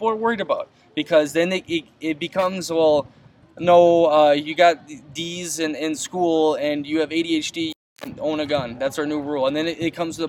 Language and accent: English; United States; This is what I was born with, lived in this country. I'm an American.